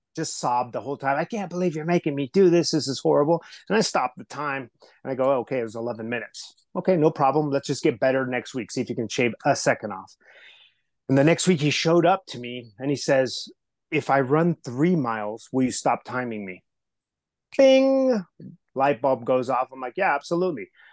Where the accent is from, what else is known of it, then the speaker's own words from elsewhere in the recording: Southern California, United States; English is a second language; I was raised in Southern California. Um, I was that kid who didn't speak English the very first day of school.